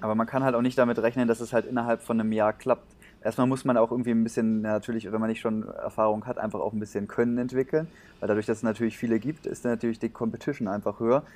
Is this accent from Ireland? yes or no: no; Germany; wir Deutsche